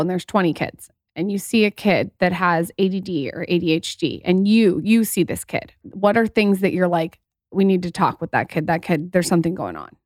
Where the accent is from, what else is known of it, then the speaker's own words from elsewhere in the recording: San Diego, California, United States; also born or lived in Los Angeles; I was living in L A for a long time. I'm also from San Diego